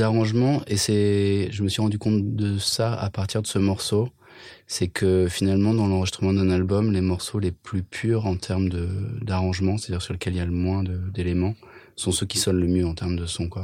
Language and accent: French; France; first language French; also born or lived in England; un délire français qui était mes souvenirs de ma langue natale